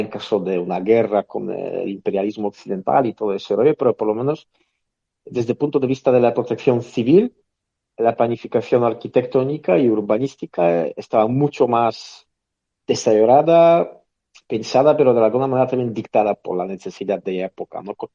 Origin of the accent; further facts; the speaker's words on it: northern Poland, Poland; now in Spain; en mi ciudad natal, por ejemplo, en el norte de Polonia